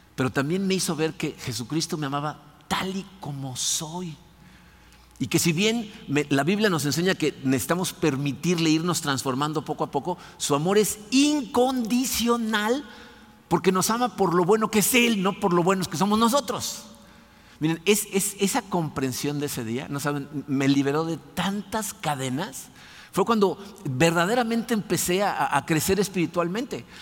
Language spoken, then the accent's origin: Spanish; Mexico City, Mexico; moved away; crecí en la Ciudad de México católico